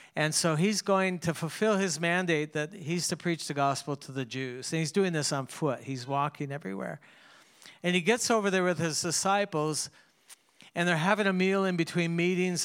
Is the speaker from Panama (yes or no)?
no; Canada; I grew up in Canada